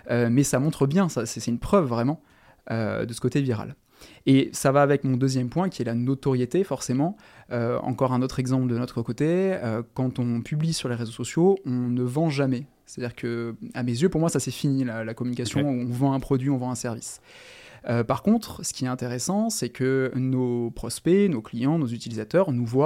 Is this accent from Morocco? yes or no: no; Toulon, Provence-Alpes-Côte d'Azur, France; j'ai 27 ans et euh, je viens de Toulon, dans le sud.